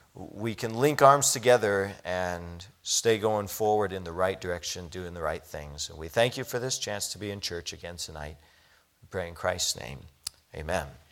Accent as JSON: {"language": "English", "country": "United States", "said": "as an American"}